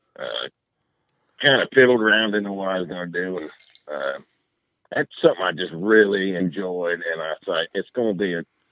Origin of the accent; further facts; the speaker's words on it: Ohio, United States; moved away as an adult; now in California, United States; Originally from Ohio